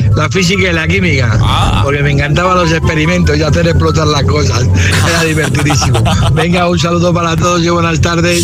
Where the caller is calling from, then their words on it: Madrid, Community of Madrid, Spain; llamo desde Madrid